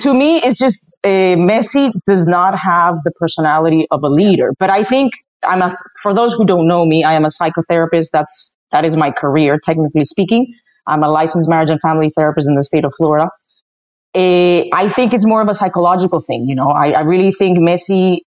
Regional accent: Madrid, Community of Madrid, Spain; moved away as an adult; also born or lived in Dominican Republic; now in United States; I was born in the Dominican Republic, but raised in Madrid, Spain.

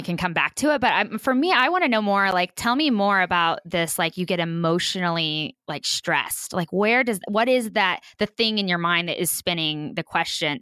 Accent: rural Kansas, United States; am born and proudly raised in rural Kansas

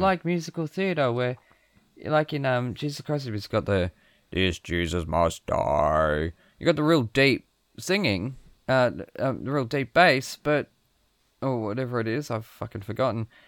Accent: Australia; I'm from Australia

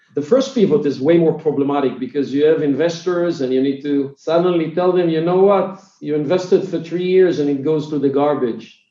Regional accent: Israel; English is a second language; i'm from israel if it was not clear from my accent so i'm israeli

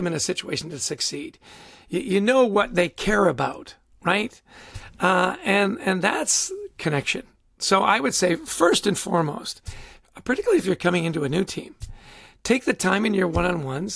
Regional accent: Canada; I grew up in Canada

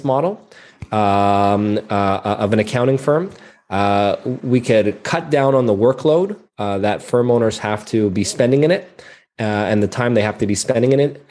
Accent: Montreal, Quebec, Canada; I'm a CPA born and raised in Montreal, Canada.

